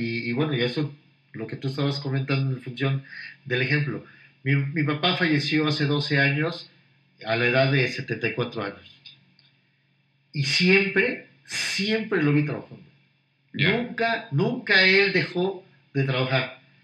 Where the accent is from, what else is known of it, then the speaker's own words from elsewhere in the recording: Puebla, Mexico; also born or lived in Mexico City; yo nací en Puebla, pero volví, un año de mi vida, mi primer año de vida lo viví en México, regresaron a Puebla y aquí me quedé todo